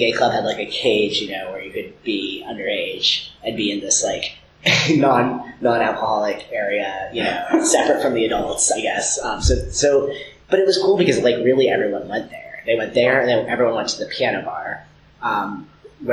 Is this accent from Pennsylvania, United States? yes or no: yes; Pittsburgh, Pennsylvania, United States; moved away as an adult; also born or lived in Hickory, North Carolina / Raleigh, North Carolina / San Francisco / New York City; we moved to the Pittsburgh area of Pennsylvania. And that's where I spent most of my entire youth until I was 18.